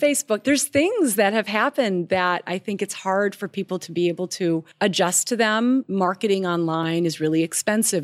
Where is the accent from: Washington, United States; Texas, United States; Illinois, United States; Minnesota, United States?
Minnesota, United States; I'm from Minnesota